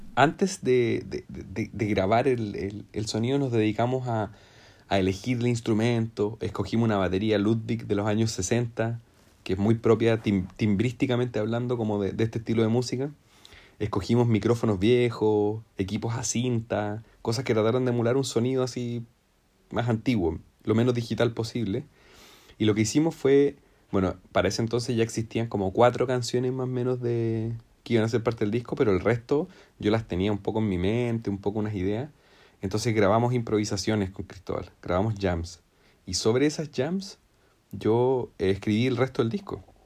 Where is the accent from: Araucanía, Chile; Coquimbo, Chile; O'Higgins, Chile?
Araucanía, Chile; Temuco; yo soy de Temuco